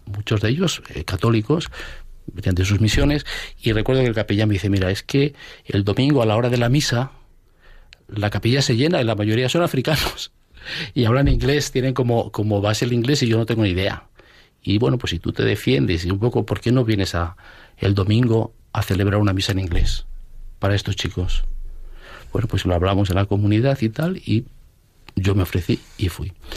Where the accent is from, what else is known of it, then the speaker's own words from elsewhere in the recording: Asturias, Spain; moved away; also born or lived in Getafe / Brazil; Yo soy de Asturias, nacido en Asturias